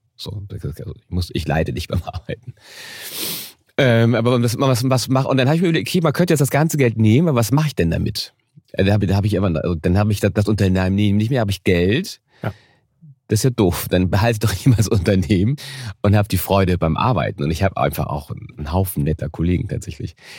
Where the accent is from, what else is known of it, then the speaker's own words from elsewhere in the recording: Hamburg, Germany; als Kind habe ich bin auch in einem einfachen Stadtteil aufgewachsen in Hamburg.